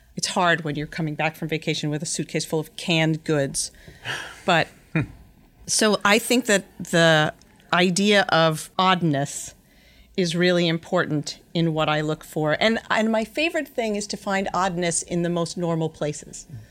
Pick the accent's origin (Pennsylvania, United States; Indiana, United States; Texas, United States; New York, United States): New York, United States; Yonkers; I was born in Yonkers, New York, something I don't actually say out loud that often, but I grew up in the house that my mother was literally born